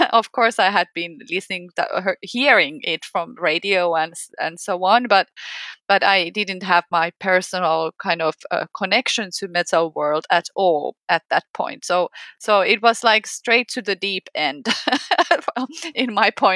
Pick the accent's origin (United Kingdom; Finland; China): Finland; from Finland